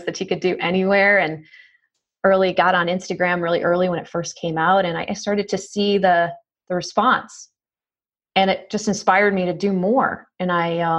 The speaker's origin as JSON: {"language": "English", "region": "New York", "country": "United States", "said": "I'm from New York"}